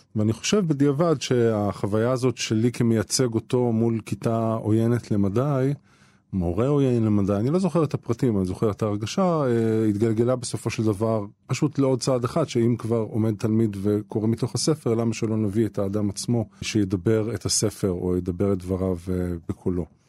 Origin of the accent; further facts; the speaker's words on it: Netanya, Central District, Israel; בית ספר שאני גדלתי בו אה, ולמדתי בו בנתניה